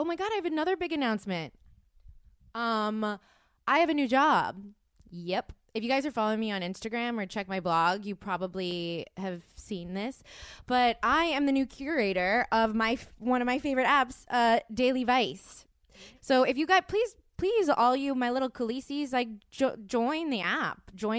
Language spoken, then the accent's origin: English; Texas, United States; I'm from